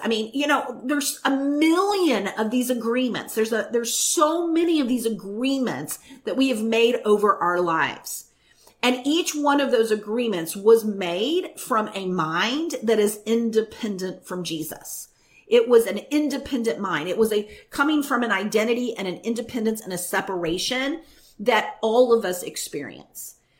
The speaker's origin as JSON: {"language": "English", "region": "the Bible Belt", "country": "United States", "tie": "born or raised there", "said": "I grew up in the Bible Belt"}